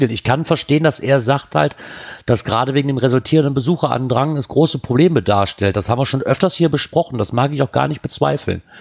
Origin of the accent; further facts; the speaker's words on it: Bremen, Germany; nach Bremen, da wo ich herkomme. Hier ist es egal.